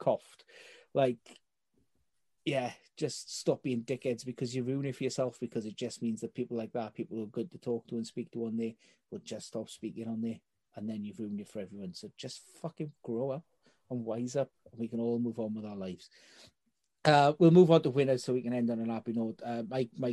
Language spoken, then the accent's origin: English; Welsh, Wales, United Kingdom; I'm Welsh.